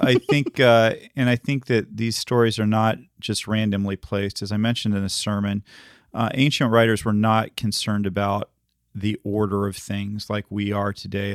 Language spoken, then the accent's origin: English; the South, United States; I grew up in the South